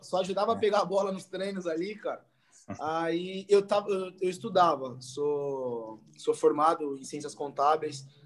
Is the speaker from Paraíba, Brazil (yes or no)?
no; Jandira, São Paulo, Brazil; Voltei para minha cidade, sou de Jandira